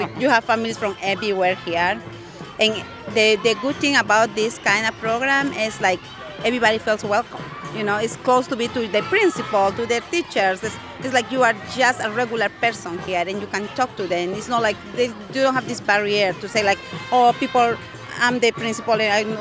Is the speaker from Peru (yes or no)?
yes; Peru; moved away as an adult; now in Northampton, United States; I'm from Peru. I have been living in the United States for around 10 years now.